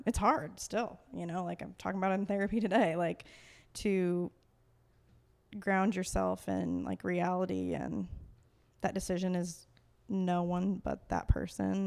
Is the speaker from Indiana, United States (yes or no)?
yes; Fort Wayne, Indiana, United States; moved away as an adult; also born or lived in Colorado / Minneapolis / Denver; I was born and raised in Fort Wayne, Indiana.